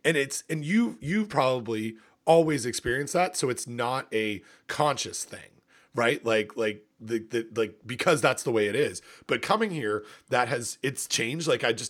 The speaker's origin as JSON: {"language": "English", "region": "Ontario", "country": "Canada", "tie": "born or raised there", "said": "it's certainly warmer than it is in where I grew up in Ontario."}